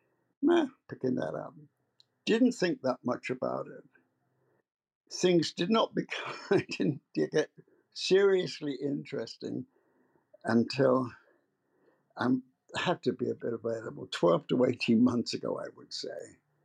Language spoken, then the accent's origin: English; England, United Kingdom; moved away as an adult; now in United States; oh, I've been in America for 50 years. But I grew up in England, and my business career started in England.